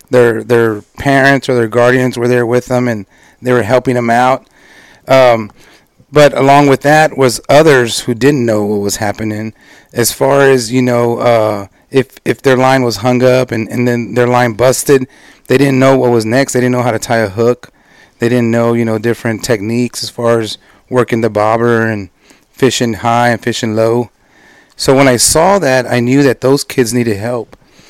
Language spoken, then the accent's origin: English; San Antonio, Texas, United States; I was born and raised in San Antonio, Texas